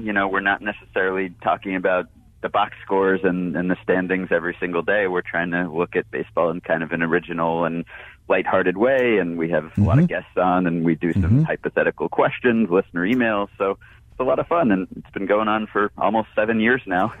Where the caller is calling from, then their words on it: New York, United States; I'm calling in from New York.